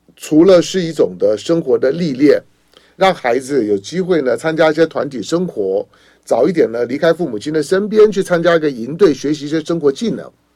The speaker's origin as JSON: {"language": "Chinese", "country": "Taiwan", "tie": "born or raised there", "said": "我在台湾的土， 土生土长的"}